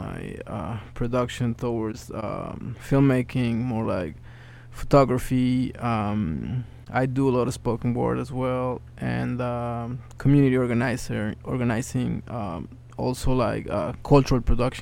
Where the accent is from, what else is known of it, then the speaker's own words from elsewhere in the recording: Mexico City, Mexico; English is a second language; moved away as an adult; now in Bronx, United States; I was born in Mexico City. I live currently in the Bronx.